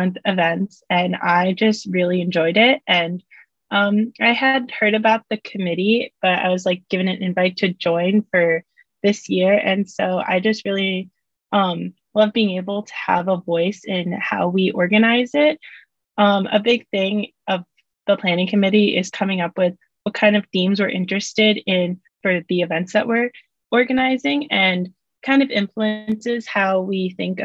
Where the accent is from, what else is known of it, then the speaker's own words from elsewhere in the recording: New Jersey, United States; also born or lived in Kazakhstan; I grew up in New Jersey